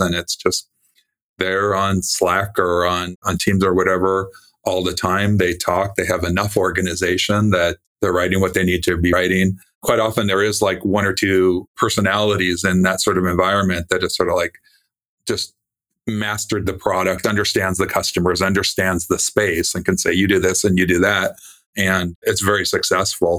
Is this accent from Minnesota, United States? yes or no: no; California, United States; I was born in California